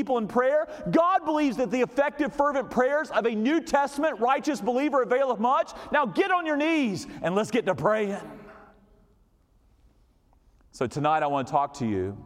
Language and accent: English; North Carolina, United States; I grew up here in North Carolina